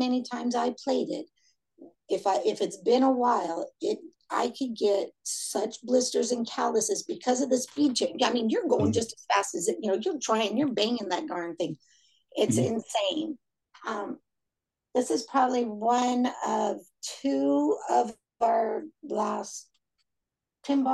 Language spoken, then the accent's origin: English; Orange County, California, United States; now in Fresno, United States; Growing up in Orange County